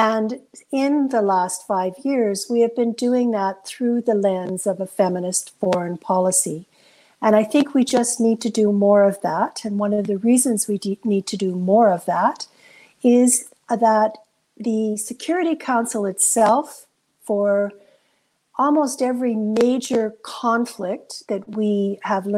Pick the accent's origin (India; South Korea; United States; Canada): Canada; as a Canadian